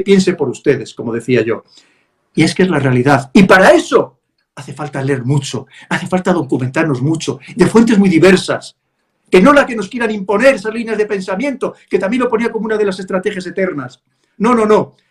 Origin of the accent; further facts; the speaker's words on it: Spain; somos los españoles